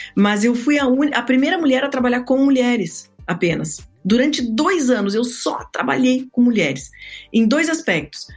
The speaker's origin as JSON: {"language": "Portuguese", "region": "Rio Grande do Sul", "country": "Brazil", "moved": "yes", "lives_now": "Orlando, United States", "said": "eu sou gaúcha. Hoje estou falando com vocês daqui de Orlando, na Flórida, onde eu moro."}